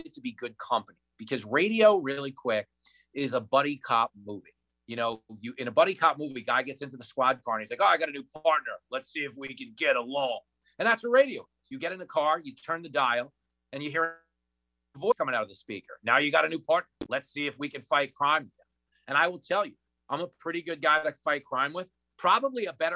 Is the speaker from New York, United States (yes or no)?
yes; Levittown, New York, United States; I grew up in Levittown, New York